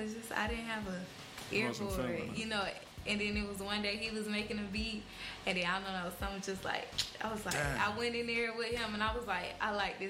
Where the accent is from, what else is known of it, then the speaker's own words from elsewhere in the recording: Atlanta, Georgia, United States; I'm from Atlanta, Georgia, Cleveland Ave, really where I was raised at, around there.